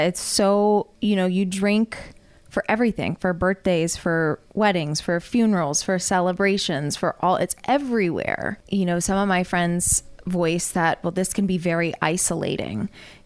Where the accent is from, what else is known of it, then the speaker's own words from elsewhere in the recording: the South, United States; I grew up in the South as a woman